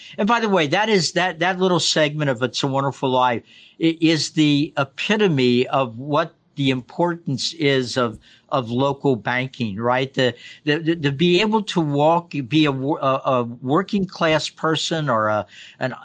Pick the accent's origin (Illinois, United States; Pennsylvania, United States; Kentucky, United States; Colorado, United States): Kentucky, United States; I grew up in Kentucky